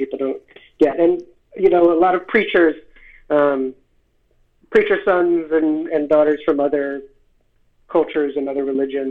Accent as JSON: {"language": "English", "town": "Philadelphia", "region": "Pennsylvania", "country": "United States", "tie": "born or raised there", "also_born_or_lived": "Seattle, Washington", "said": "I was born in Seattle, lived there till I was six, and then I grew up in Philadelphia after"}